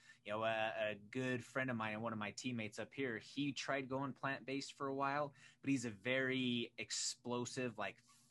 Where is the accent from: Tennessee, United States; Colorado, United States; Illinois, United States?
Colorado, United States; Pueblo; I grew up down in Pueblo